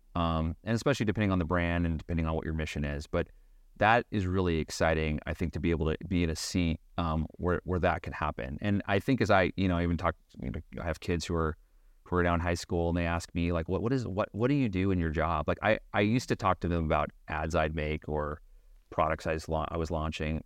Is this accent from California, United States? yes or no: no; Beaverton, Oregon, United States; I grew up in Beaverton, Oregon.